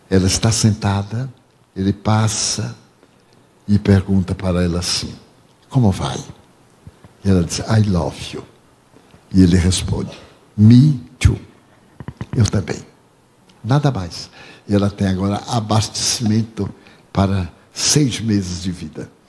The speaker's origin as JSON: {"language": "Portuguese", "country": "Brazil", "said": "Eu disse, não, sou brasileiro."}